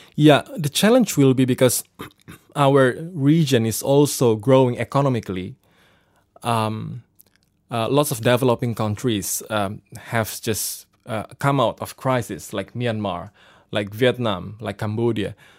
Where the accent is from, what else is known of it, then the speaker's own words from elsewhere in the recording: Surabaya, East Java, Indonesia; I'm from, uh, Indonesia in a city called Surabaya